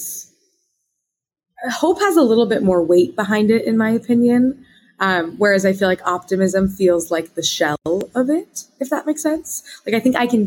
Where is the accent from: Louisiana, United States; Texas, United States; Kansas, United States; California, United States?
Kansas, United States; Wichita; moved away as an adult; I'm from the Midwest, Wichita, Kansas